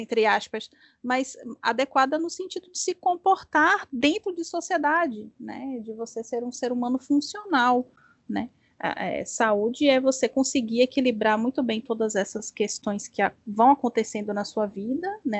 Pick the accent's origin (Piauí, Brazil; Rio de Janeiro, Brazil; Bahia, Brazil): Bahia, Brazil; accent: Baiano; Eu sou baiana